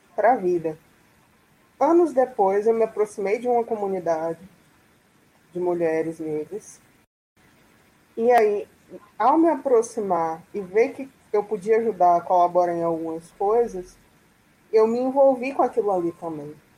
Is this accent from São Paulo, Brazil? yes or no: no; Salvador, Bahia, Brazil; sou aqui de Salvador